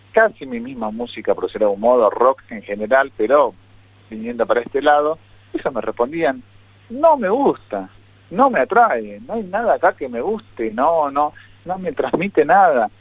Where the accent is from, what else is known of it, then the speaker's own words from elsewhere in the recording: Argentina; somos argentinos